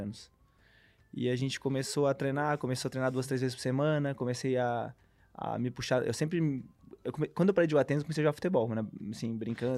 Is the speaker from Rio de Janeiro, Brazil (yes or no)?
no; Brusque, Santa Catarina, Brazil; Sou de Brusque, natural de Brusque